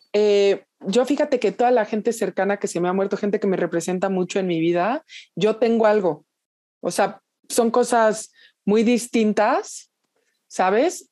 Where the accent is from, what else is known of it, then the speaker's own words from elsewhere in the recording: Mexico; ya siendo mexicana